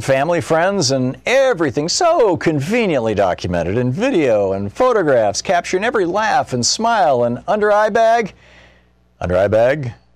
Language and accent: English; Lansing, Michigan, United States; I grew up in Lansing, Michigan